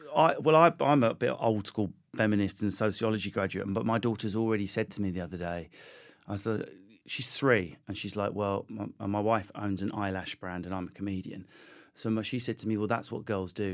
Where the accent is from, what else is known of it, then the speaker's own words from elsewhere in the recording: United Kingdom; accent: Essex; also born or lived in Enfield, London / Southend-on-Sea, Essex; I grew up in Enfield, Southend, around there